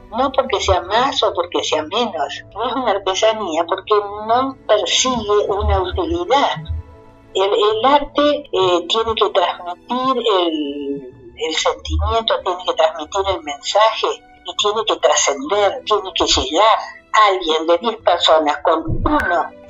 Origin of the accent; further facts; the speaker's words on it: Nogoyá, Entre Ríos, Argentina; siempre estoy eh, teniendo en cuenta y mostrando que vengo de Noguyá.